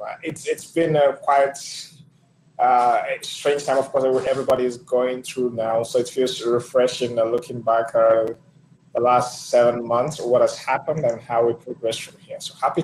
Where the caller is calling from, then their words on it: Abuja, Federal Capital Territory, Nigeria; I am joining from Abuja, Nigeria